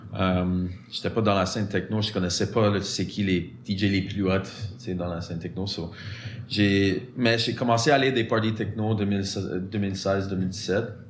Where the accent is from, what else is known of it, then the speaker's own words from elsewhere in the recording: Montreal, Quebec, Canada; French is a second language; J'ai grandi en l'ouest de l'île, ou West Island.